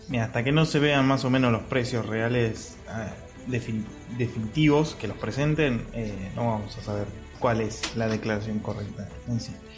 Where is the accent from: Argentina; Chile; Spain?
Argentina; Mar del Plata, Buenos Aires Province; Yo soy de Mar del Plata, Buenos Aires, Argentina